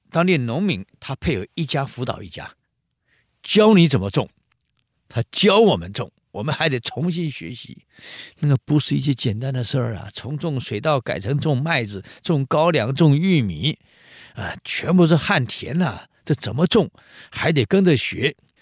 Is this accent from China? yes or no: no; Taiwan; 我是新竹人，吃米粉，啊。吃饭，吃稀饭，我们是这样长大的